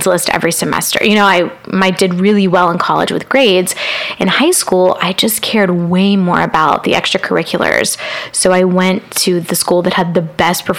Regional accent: Dallas, Texas, United States; moved away as an adult; now in Los Angeles, United States; Growing up in Dallas, I lived in the suburbs of Dallas

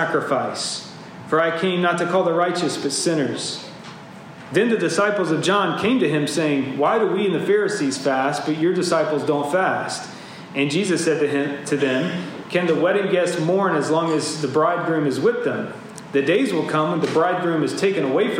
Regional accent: Georgia, United States; my home state, Georgia

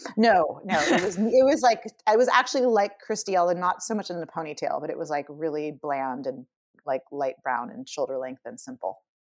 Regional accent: California, United States; as a kid growing up in California

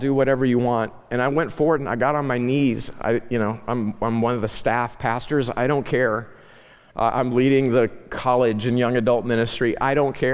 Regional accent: Ozark Mountains, the Ozarks, United States; moved away; I grew up in the Ozark Mountains, literally ran barefoot on Flint Rocks

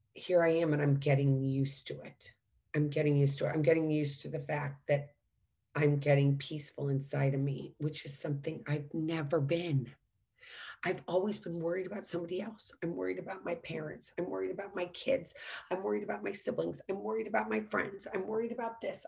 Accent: St. Louis, Missouri, United States; also born or lived in Washington, D.C.; There were amazing fireworks growing up in St. Louis.

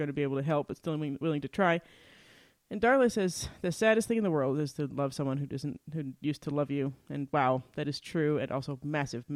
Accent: Utah, United States; We're from Utah

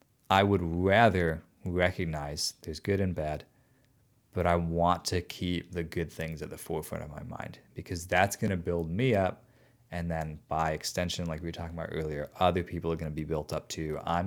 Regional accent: outside of Chicago, Illinois, United States; I grew up outside of Chicago.

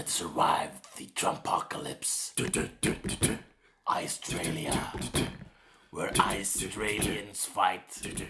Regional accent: Iceland; I am an Icelander.

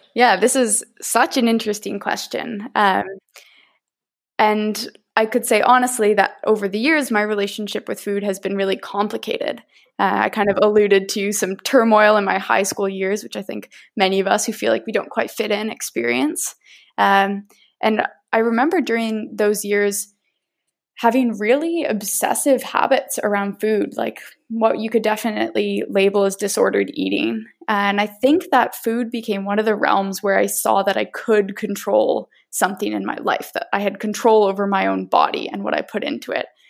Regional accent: Nova Scotia, Canada; moved away as an adult; now in Victoria, Canada; I grew up in Mi'kmaq territory on the beautiful East Coast uh, in Nova Scotia

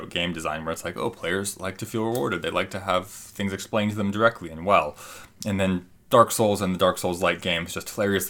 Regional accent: Canada; Maybe we can tell we're Canadian.

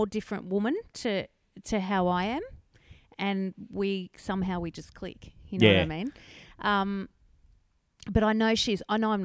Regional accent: Canberra, Australian Capital Territory, Australia; moved away as an adult; also born or lived in Northern Rivers, New South Wales; now in Mullumbimby, Australia; grew up in Canberra. And then my husband and I moved up here 20 years ago this year.

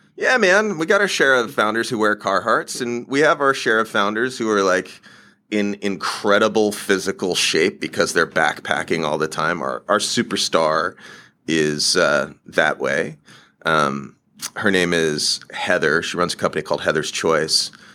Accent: Alaska, United States; I'm from Alaska

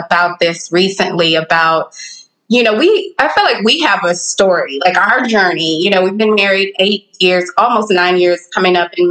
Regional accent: Dallas, Texas, United States; I grew up in Texas and Dallas. I'm a Dallas girl

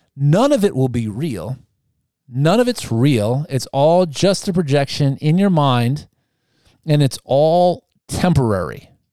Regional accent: United States; I like being an Amer-, American too

